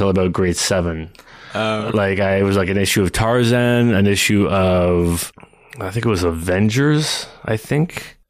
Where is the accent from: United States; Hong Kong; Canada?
Canada; Toronto, Ontario; I was born in the suburbs of Toronto, actually. So I'm a Canadian through and through